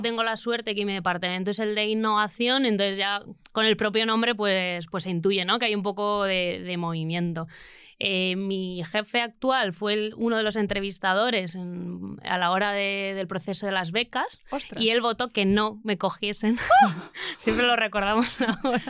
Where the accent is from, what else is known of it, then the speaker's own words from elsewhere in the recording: Lekeitio, Basque Country, Spain; mi pueblo, eh, que es Lequeitio